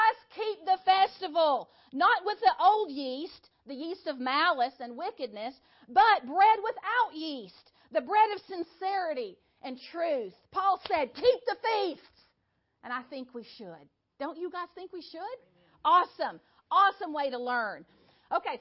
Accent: United States; We are American. We are American Gentile Christians

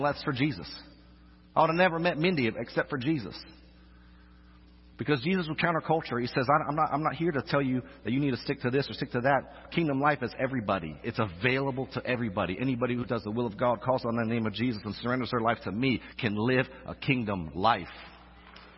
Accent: Orlando, Florida, United States; moved away as an adult; also born or lived in Arkansas; now in Louisiana, United States; I'm from Orlando, by the way. That's a different kind of Florida.

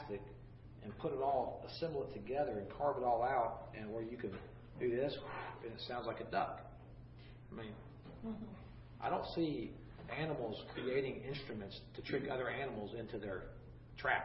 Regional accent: Gainesville, Florida, United States; I grew up in Gainesville, Florida, and the Suwannee River

